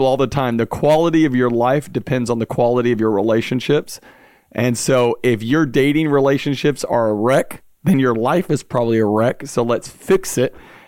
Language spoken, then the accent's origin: English; Baton Rouge, Louisiana, United States; also born or lived in Pensacola; Yeah, I was born and raised in Baton Rouge, Louisiana. I'm a raging Cajun.